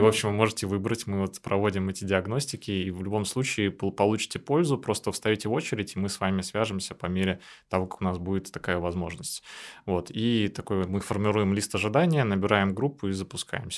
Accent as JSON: {"language": "Russian", "region": "Saint Petersburg", "country": "Russia", "tie": "born or raised there", "said": "я никогда так долго из Питера не уезжал. Я тоже родился в Питере"}